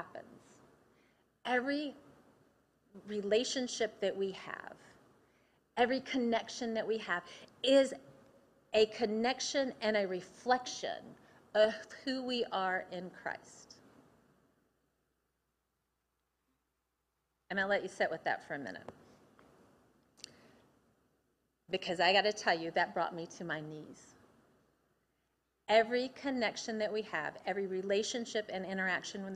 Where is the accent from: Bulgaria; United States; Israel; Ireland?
United States; Athens, Tennessee; I grew up in Athens, Tennessee